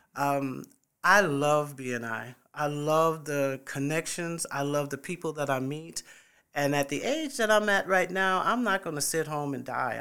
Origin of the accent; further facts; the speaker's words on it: New York City, New York, United States; moved away as an adult; also born or lived in Fort Bragg, North Carolina / Midlands, South Carolina; now in Columbia, United States; I am originally from New York City. I was born in the Bronx and, uh, graduated in Springfield Gardens, Queens, um, and, uh, as, when I turned eighteen years old, I left New York